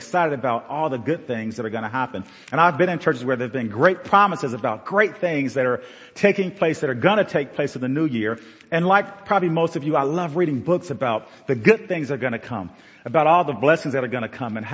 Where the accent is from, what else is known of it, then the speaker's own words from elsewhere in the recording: Madisonville, Ohio, United States; also born or lived in Liberty Hill; We grew up in Madisonville as kids